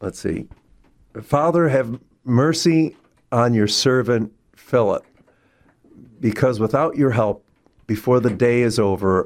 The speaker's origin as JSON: {"language": "English", "town": "Chicago", "region": "Illinois", "country": "United States", "tie": "born or raised there", "moved": "yes", "lives_now": "St. Louis, United States", "said": "I grew up in Chicago"}